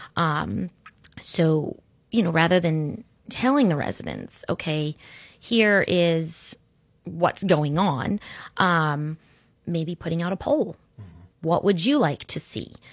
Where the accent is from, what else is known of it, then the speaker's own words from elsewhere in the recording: Orlando, Florida, United States; also born or lived in Sarasota, Florida; I grew up in Orlando